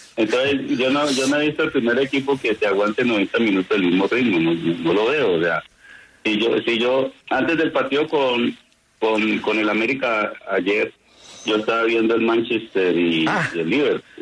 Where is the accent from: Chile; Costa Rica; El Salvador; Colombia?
Colombia; Paisa region, Antioquia; nosotros, los paisas